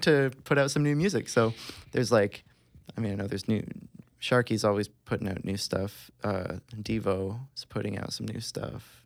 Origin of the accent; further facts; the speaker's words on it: Tri-Cities, Ontario, Canada; We're all from the Tri-Cities.